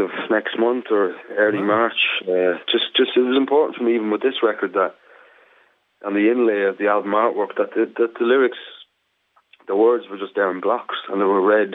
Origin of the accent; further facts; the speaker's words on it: Ireland; as an Irishman